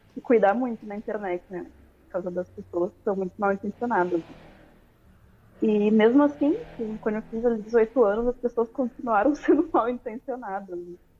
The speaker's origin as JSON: {"language": "Portuguese", "town": "Porto Alegre", "region": "Rio Grande do Sul", "country": "Brazil", "said": "Sou de Porto Alegre, Rio Grande do Sul"}